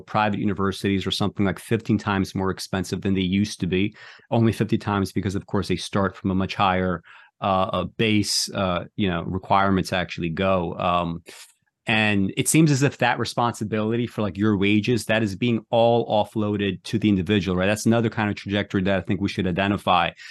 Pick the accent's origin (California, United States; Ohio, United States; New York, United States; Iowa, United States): New York, United States; New York City; I grew up in New York City